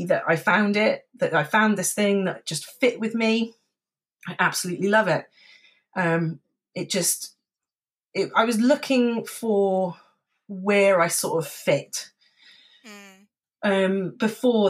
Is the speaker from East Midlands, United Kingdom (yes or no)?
no; Cardiff, Wales, United Kingdom; I was from Cardiff